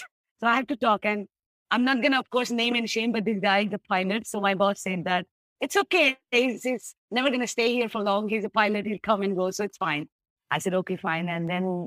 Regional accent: India; now in Ho Chi Minh City, Vietnam; I'm Indian

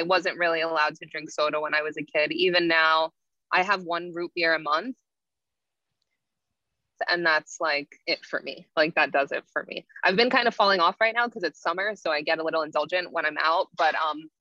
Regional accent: Cliffwood Beach, New Jersey, United States; I grew up in Cliffwood Beach, New Jersey. So it's a central Jersey

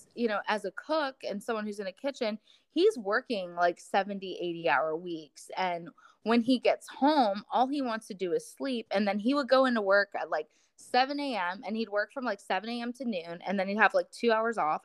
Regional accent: Florida, United States; moved away as an adult; I came back to my my hometown in Florida

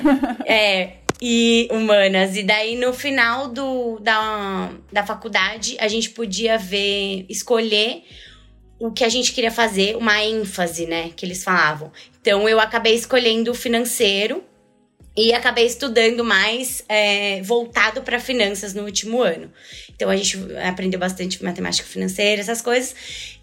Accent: São Paulo, Brazil; eu nasci em São Paulo, sempre morei em São Paulo, nunca saí dessa cidade louca aqui

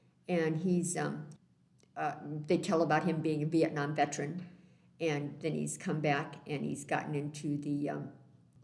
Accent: Hudson, United States; moved away as an adult; now in Independence, United States; I was raised in Hudson, just a few miles south of here

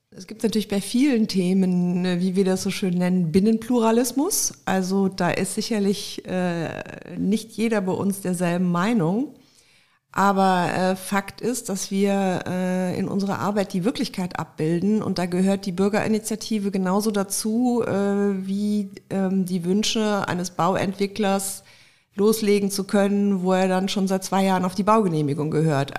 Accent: Cologne, North Rhine-Westphalia, Germany; also born or lived in St. Gallen; als gebürtige Kölnerin

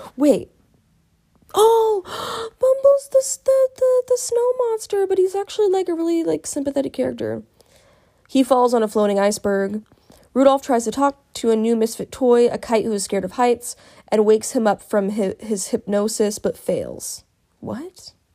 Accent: United States; I'm an American

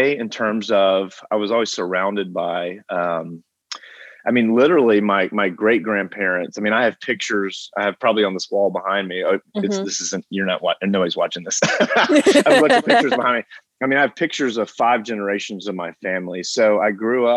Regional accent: Franklin, Tennessee, United States; also born or lived in Huntsville, Alabama; not only have I lived, you know, almost my whole life in Franklin

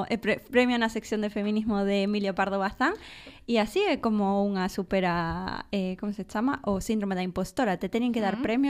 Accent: Buenos Aires, Argentina; Galician is a second language; now in Vigo, Spain; Eu veño da quinta provincia, nacín ali, en Bos Aires, pero levo en 10 anos vivindo en Vigo, por iso non falo en galego

